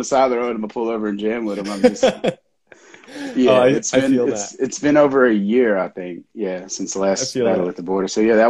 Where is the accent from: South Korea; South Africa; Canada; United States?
United States; Memphis, Tennessee; born there; also born or lived in New Orleans / Mobile; I was born in Memphis, Tennessee.